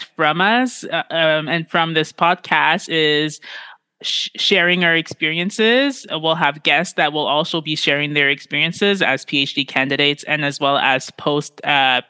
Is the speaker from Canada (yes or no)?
yes; Ontario, Canada; I was born and raised in Canada